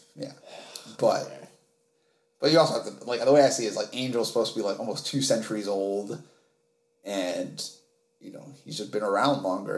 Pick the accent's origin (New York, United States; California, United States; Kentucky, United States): New York, United States; New York City; I was raised in Harlem where this show takes place.